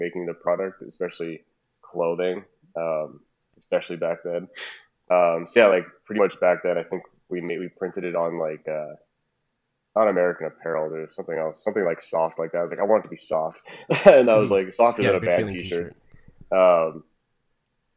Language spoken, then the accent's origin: English; Trinidad & Tobago; now in Calgary, Canada; we're both Trinidadian.